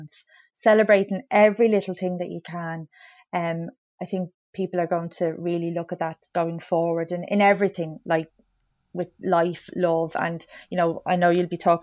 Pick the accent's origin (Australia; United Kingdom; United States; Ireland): Ireland; County Wicklow; I'm from Wicklow, so I grew up, you know, not too far away from Glendalough